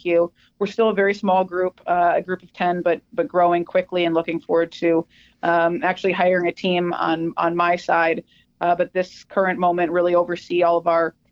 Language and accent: English; Minnesota, United States; I'm from Minnesota.